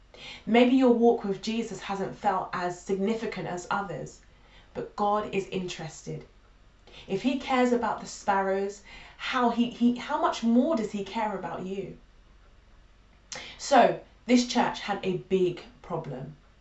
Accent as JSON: {"language": "English", "region": "London", "country": "United Kingdom", "lives_now": "Carshalton, United Kingdom", "said": "I'm originally a North Londoner but moved to Carshalton 4 years ago when I had my son."}